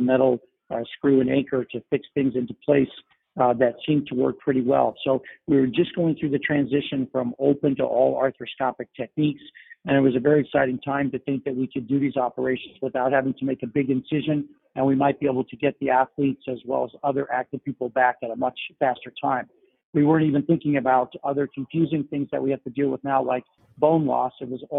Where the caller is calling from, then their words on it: New York City, New York, United States; I'm calling in from New York City